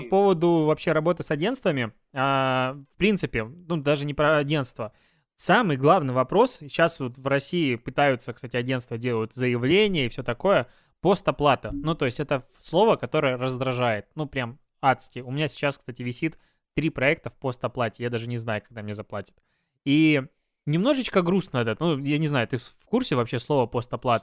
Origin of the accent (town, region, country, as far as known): Belarus; now in Russia